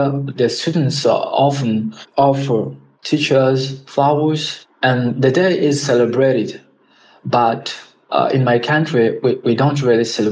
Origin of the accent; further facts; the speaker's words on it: Republic of the Congo; moved away as an adult; now in Russia; I'm from the Republic of Congo